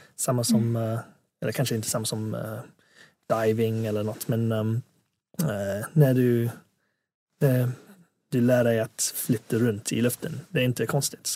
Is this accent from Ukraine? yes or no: no; England, United Kingdom; Swedish is a second language; also born or lived in Hong Kong; now in Sweden; flyttade jag till England när jag var sju